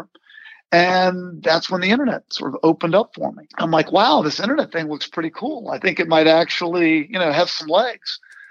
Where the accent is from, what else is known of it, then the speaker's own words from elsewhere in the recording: Virginia, United States; I grew up in Virginia